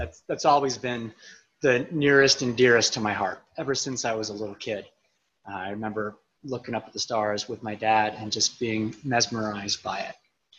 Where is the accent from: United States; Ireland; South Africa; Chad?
United States; Yerington, Nevada; also born or lived in Redwood City, California; now in Jackson, United States; Home really feels like the desert of northern Nevada, this